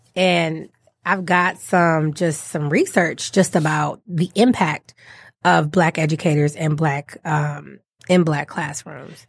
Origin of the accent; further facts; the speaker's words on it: Detroit, Michigan, United States; accent: African-American Vernacular English; first language African-American Vernacular English; I, I grew up in Detroit. I'm born and raised from Detroit, not Metro Detroit, from Detroit.